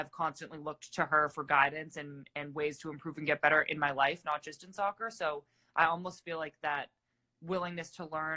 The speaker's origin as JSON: {"language": "English", "region": "Massachusetts", "country": "United States", "also_born_or_lived": "California", "moved": "as an adult", "said": "I'm from Massachusetts"}